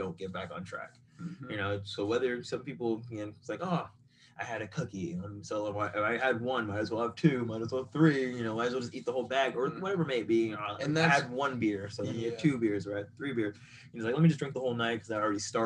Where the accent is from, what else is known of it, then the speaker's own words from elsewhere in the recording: Boca Raton, Florida, United States; also born or lived in California; raised South Florida, West Boca